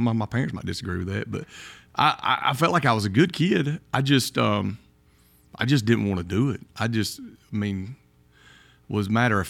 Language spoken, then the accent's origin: English; Kimberly, Alabama, United States; I grew up in Kimberly, Alabama. When I was in high school, I went to Mortimer Jordan.